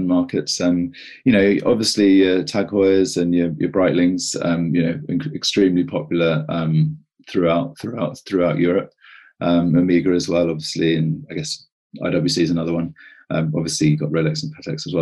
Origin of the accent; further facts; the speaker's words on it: United Kingdom; moved away as an adult; also born or lived in Australia; I've come back to the UK. As you can hear, I'm quite British